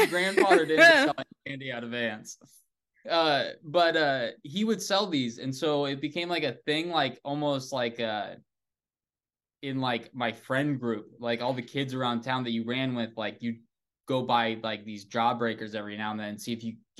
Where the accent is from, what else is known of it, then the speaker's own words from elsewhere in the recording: Nebraska, United States; he was a very nice guy in our town, in the small town of that I grew up in Nebraska.